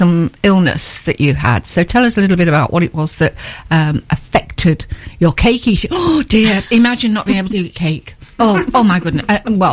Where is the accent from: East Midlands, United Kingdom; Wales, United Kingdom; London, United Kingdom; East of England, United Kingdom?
East Midlands, United Kingdom; Nottinghamshire; moved away as an adult; now in Newark, United Kingdom; I'm born and bred in Nottinghamshire, I moved around all over the country and all over the world